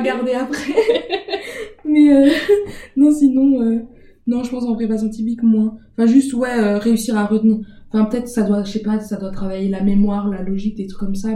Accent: Montbéliard, Bourgogne-Franche-Comté, France; also born or lived in Besançon; Je suis de Montbéliard, donc j'ai fait mes études, toutes mes, tout le reste de mes études à part le master, je, je les ai faites euh, à Besançon

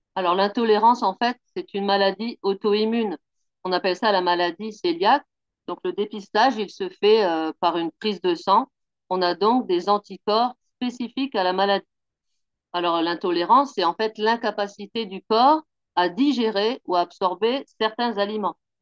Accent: Picardy, Hauts-de-France, France; moved away as an adult; now in Pau, France; je suis originaire euh, de Picardie. Ça fait bientôt 8 ans que j'habite à Pau maintenant

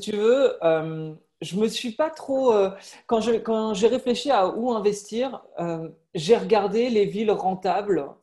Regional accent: western France, France; moved away; also born or lived in Paris / London; je suis originaire de l'ouest de la France. Euh, avec ma famille qui est toujours là-bas.

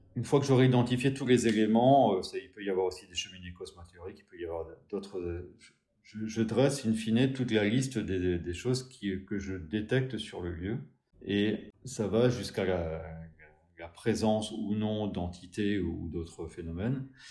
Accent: Pays Bigouden, South Finistère, Brittany, France; je suis originaire du Sud Finistère, plus précisément du Pays Bigouda, un endroit d'où je, où j'ai grandi

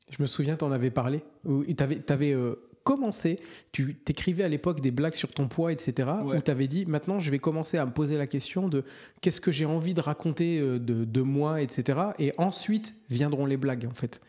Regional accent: Lorraine, Grand Est, France; chez moi en Lorraine

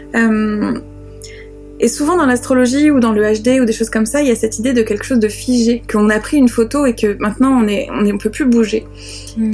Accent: France; accent: French; avec mon accent de grenouille française

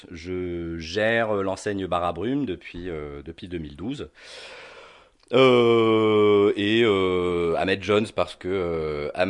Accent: Algeria; also born or lived in London / Tunisia; now in France; je suis né à Londres. {S0} D'accord. {S1} Euh, J'y ai passé ma tendre enfance et le reste de mon enfance en Algérie

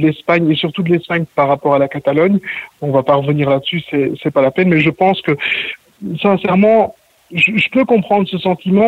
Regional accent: Belgium; now in Mont-roig del Camp, Spain; je suis belge d'origine

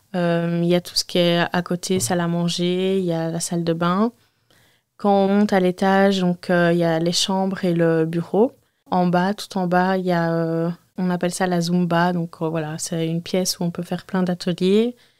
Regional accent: Waterloo, Wallonia, Belgium; 31 ans, je viens de Waterloo

